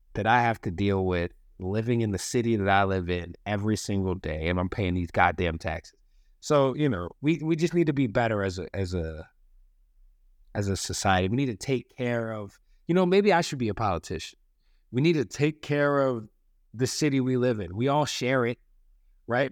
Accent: East Coast, United States; I'm an East Coast boy

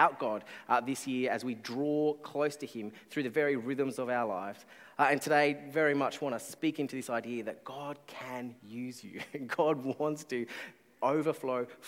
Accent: Canberra, Australian Capital Territory, Australia; I grew up in Canberra, far away from beaches.

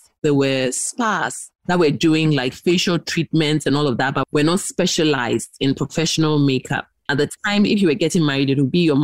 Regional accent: Ghana; I'm from Ghana, so I'm using the name of my country.

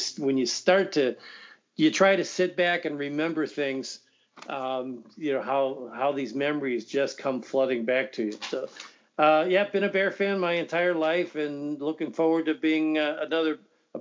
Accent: Schaumburg, Illinois, United States; moved away as an adult; also born or lived in Chicago / New Orleans; My family moved out to the Schaumburg area where I went to high school

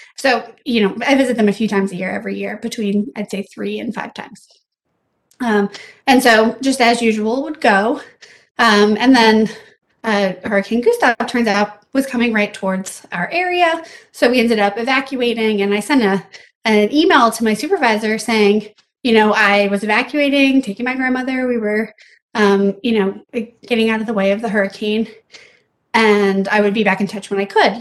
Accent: South Louisiana, United States; moved away; also born or lived in Vietnam / Bangladesh / New York / Philadelphia; I am from South Louisiana, um, where disasters are just a part of life

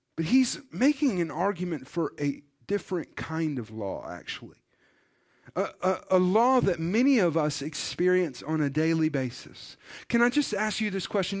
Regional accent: United States; as an American

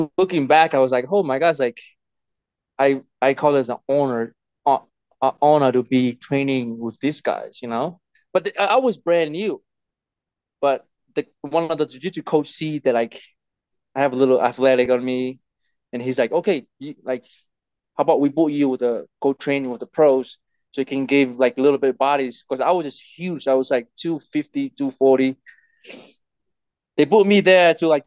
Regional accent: Tonga; moved away; when I was growing up in Tonga

